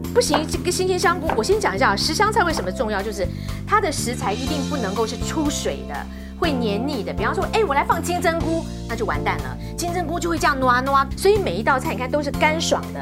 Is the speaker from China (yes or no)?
yes; Shandong, China; 我们山东人